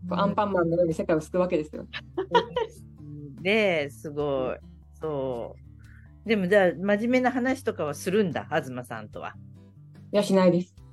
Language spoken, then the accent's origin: Japanese; Kansai, Japan; いや、関西人としては美味しいですよ。